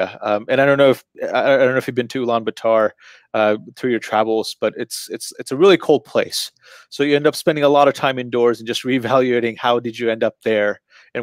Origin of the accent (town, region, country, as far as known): Frisco, Texas, United States; born or raised there; also born or lived in Bangladesh / Washington, D.C. area